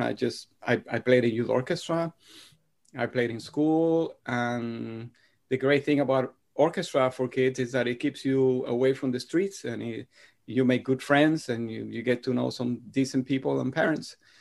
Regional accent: Madrid, Community of Madrid, Spain; moved away; my brother and I grew up in Spain. Uh, after I was three years old, my parents moved to Madrid

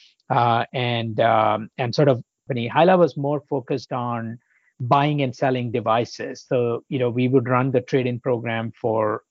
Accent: India; moved away as an adult; also born or lived in Poland / Illinois, United States; now in United States; I grew up in India

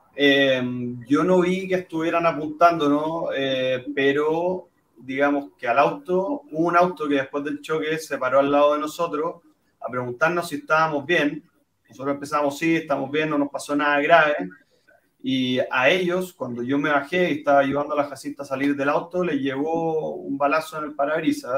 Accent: Chile; como chilenos

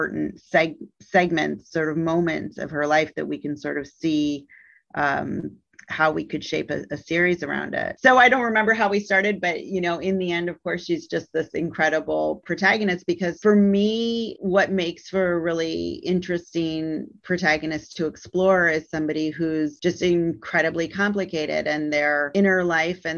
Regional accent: Midwest, United States; moved away as an adult; now in Alabama, United States; I've lived in the South for 17 years and have been in this position of being a Midwesterner

